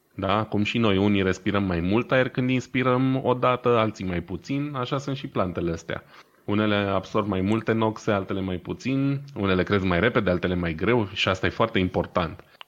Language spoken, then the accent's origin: Romanian; Brașov, Brașov County, Romania; noi ca brașoveni